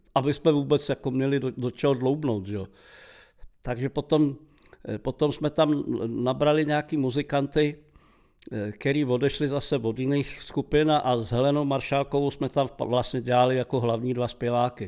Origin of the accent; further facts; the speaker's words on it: Prague, Czechia; u nás doma v Havlíčkovi tenkrát u Masarykova nádraží, a my jsme měli malý byt